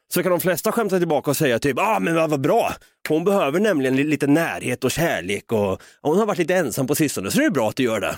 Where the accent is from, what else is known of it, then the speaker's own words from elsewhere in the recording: Norrköping, Östergötland, Sweden; now in Stockholm, Sweden; Jag bor ju som bekant uppe i Stockholm här, va? Jag vill ju flytta ner igen någon gång hem till Norrköping och ta tag i mitt östgötska arv